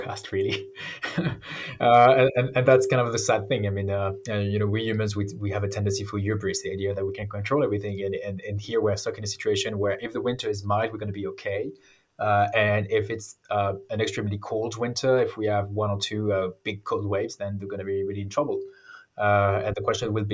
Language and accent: English; France; my home country, so in France